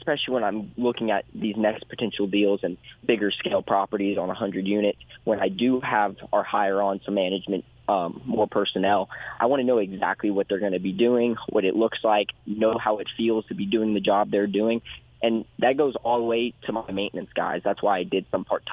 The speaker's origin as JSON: {"language": "English", "town": "Houston", "region": "Texas", "country": "United States", "tie": "born or raised there", "said": "I grew up in Houston, so my market is greater Houston"}